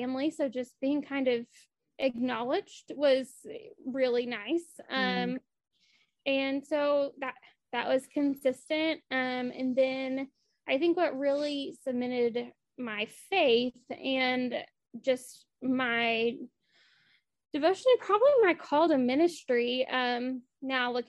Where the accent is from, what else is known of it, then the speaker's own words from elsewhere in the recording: Appalachia, United States; I grew up in Appalachia, specifically